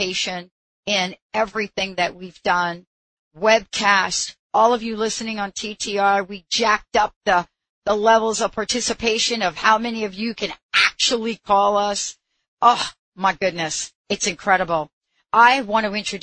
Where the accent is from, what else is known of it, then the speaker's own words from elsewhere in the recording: New York, United States; I'm from New York